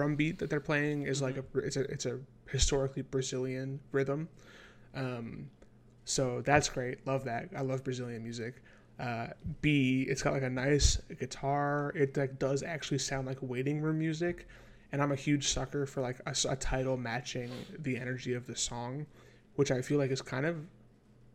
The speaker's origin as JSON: {"language": "English", "region": "New York", "country": "United States", "said": "I'm from New York"}